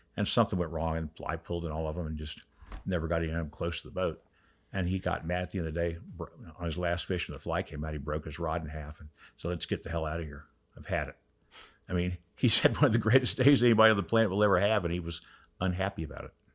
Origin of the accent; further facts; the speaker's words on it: Orlando, Florida, United States; I grew up in Orlando, but I was in the Keys